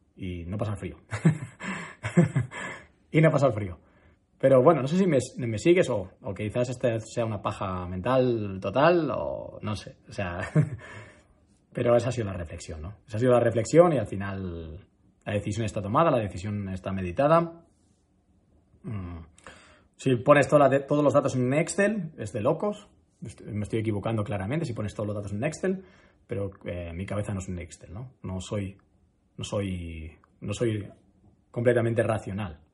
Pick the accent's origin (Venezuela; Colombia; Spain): Spain; Madrid, Community of Madrid; also born or lived in Málaga; yo soy muy de Madrid. Yo soy muy, muy, muy, muy de Madrid